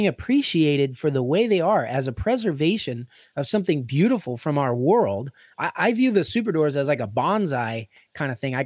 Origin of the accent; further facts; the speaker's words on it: Pittsburgh, Pennsylvania, United States; I'm from Pittsburgh